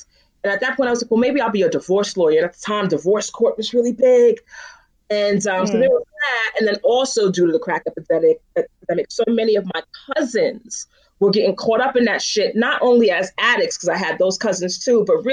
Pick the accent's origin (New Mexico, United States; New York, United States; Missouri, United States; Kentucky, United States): New York, United States; New York City; I'm born and bred in Bed-Stuy